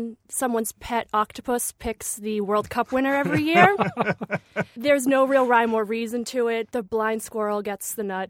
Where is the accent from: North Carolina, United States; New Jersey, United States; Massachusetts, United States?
Massachusetts, United States; Boston; accent: South Boston; I'm from Southie